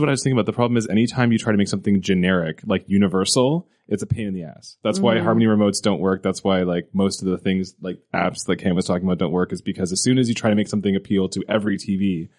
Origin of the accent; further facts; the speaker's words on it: Canada; When I was a little kid growing up in Canada